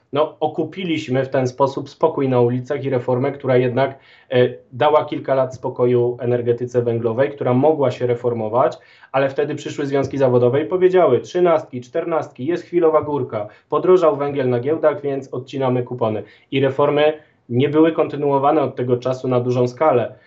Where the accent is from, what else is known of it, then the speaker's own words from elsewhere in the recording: Galicia, Poland; jestem z Galicji